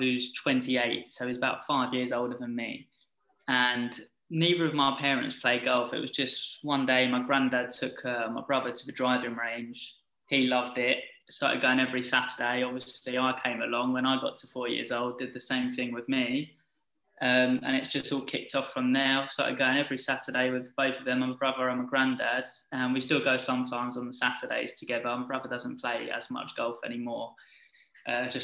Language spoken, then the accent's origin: English; Essex, East of England, United Kingdom; I'm from Essex